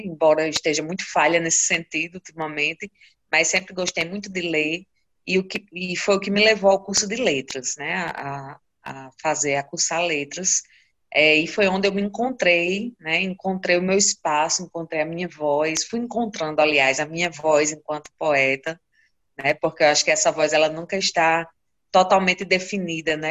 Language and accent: Portuguese; Currais Novos, Rio Grande do Norte, Brazil; Eu sou nascida em Corrais Novos e moro aqui desde a minha infância, né? Desde que nasci. E Corrais Novos fica no Seridó do Rio Grande do Norte